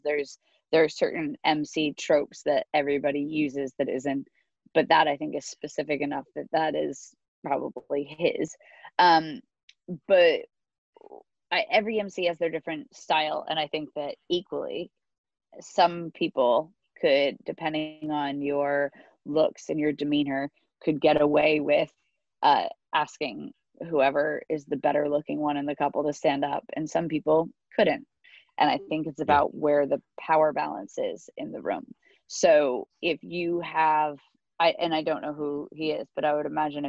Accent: United States; now in United Kingdom; I'm American, but I started over here

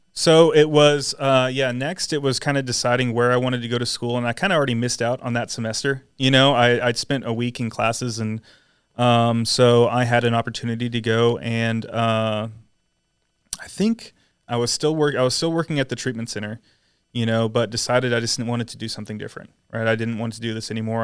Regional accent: San Antonio, Texas, United States; born or raised there; also born or lived in Atlanta, Georgia

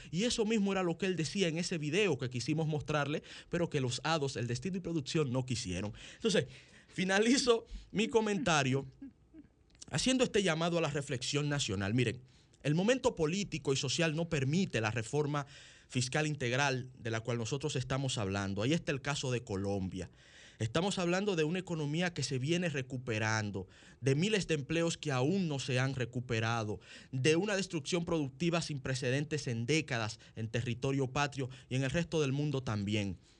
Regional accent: Dominican Republic; nosotros los dominicanos

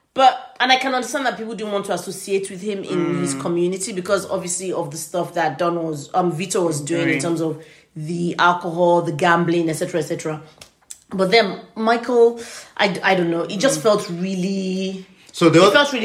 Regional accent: Nigeria; I'm in a relationship with a Nigerian and we're also Yoruba ethnicity

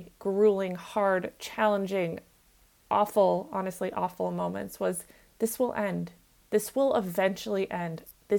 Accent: Minnesota, United States; I grew up in Minnesota

